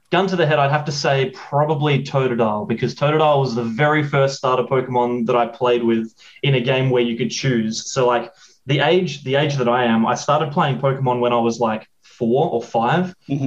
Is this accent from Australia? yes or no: yes; South Australia, Australia; I'm from Australia, originally from South Australia, which is in between, like smack bang in the middle of the continent